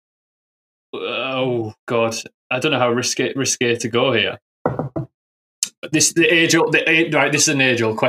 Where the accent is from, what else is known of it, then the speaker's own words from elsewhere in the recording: England, United Kingdom; I'm English